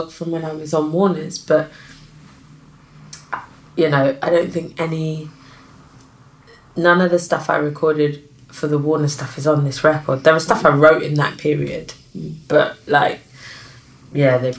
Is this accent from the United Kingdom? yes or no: yes; London, United Kingdom; I'm from South London